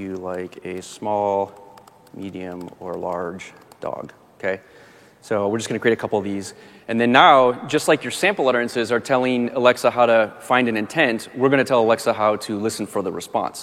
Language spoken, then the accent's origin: English; Michigan, United States; I'm from Michigan.